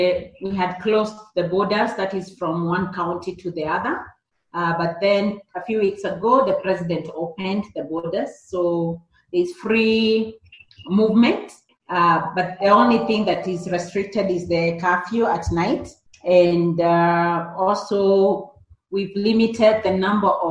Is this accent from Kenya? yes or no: yes; Kenya; I grew up in the rural Kenya in a village called Kariara